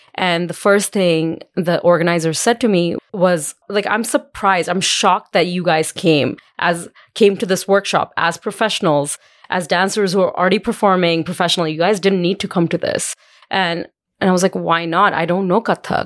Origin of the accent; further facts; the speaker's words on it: India; now in Calgary, Canada; When I was growing up in India